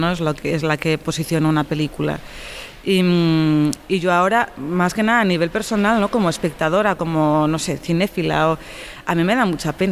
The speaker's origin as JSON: {"language": "Spanish", "region": "Catalonia", "country": "Spain", "tie": "born or raised there", "said": "que se va a rodar en mi pueblo, en Norte de San Juan, en Tarragona"}